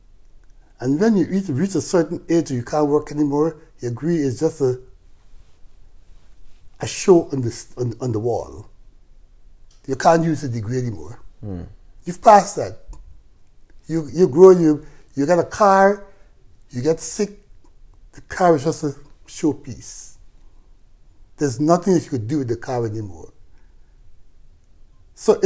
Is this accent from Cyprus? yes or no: no; Guyana; I'm from Guyana, South America